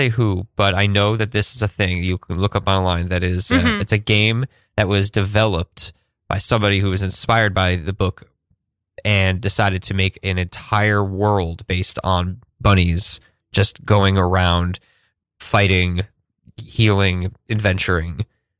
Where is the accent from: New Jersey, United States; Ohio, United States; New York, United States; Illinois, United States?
New York, United States; Woodstock; A bunch of contemporaries when I was growing up in Woodstock were big into like adventure game theater